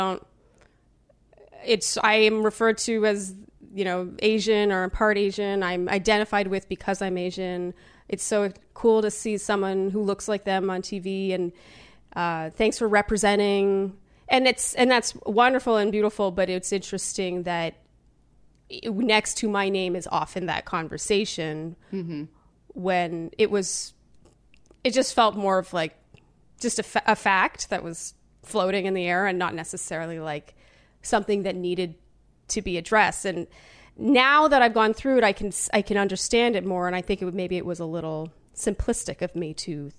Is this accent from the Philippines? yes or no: no; Canada; being from Canada